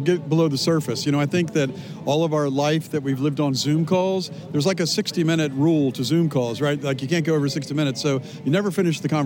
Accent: Norfolk, Virginia, United States; moved away as an adult; now in Brussels, Belgium; I'm from Norfolk, Virginia, and I live in Brussels, Belgium with my wife, Shannon. And we've been in Brussels for 17 years or so

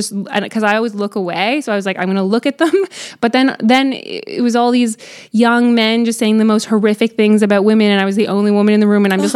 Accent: Canada; you're Canadian

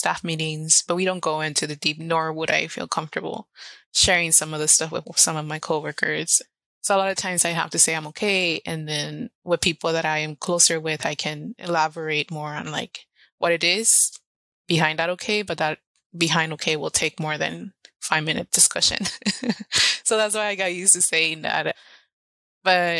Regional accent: Los Angeles, California, United States; English is a second language; also born or lived in Orizaba, Veracruz, Mexico / San Francisco / Oakland / Portland; So I've been raised

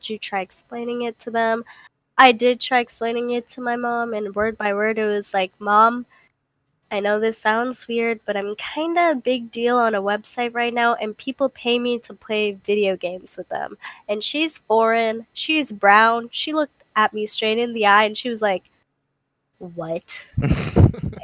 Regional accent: United States; I was born in America

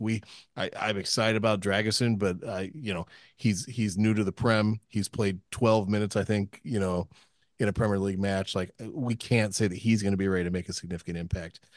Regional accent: United States; I am an American

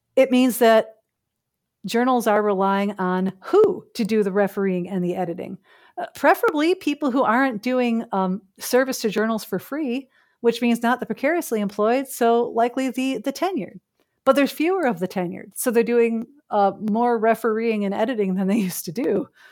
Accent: Chicago, Illinois, United States; now in Canada; someone who, uh, is born and raised in Chicago

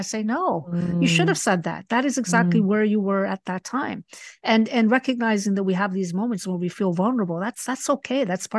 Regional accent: Spain; I was raised partially in Spain, and it was a little bit more oppressive then.

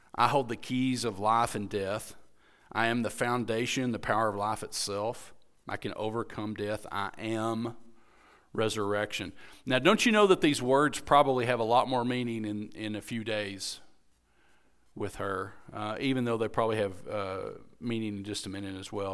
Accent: United States; being an American

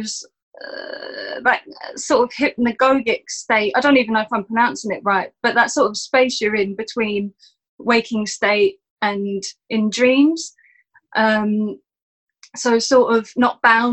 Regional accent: London, United Kingdom; I'm a Southeast Londoner. Sort of Woolwich, born and bred.

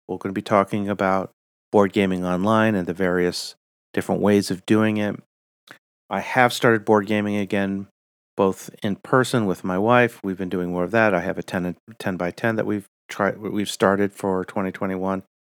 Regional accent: United States; I'm your American host

